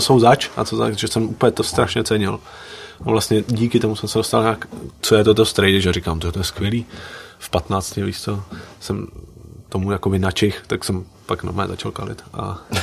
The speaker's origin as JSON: {"language": "Czech", "town": "Liberec", "region": "Liberec Region", "country": "Czechia", "tie": "born or raised there", "also_born_or_lived": "Slovakia"}